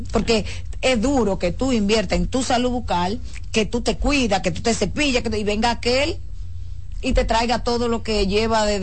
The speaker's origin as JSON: {"language": "Spanish", "country": "Dominican Republic"}